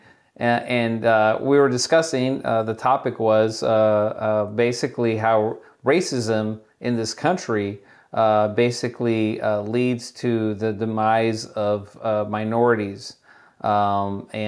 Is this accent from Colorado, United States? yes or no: no; Chula Vista, California, United States; I grew up in Chula Vista, California, and which is right there on the border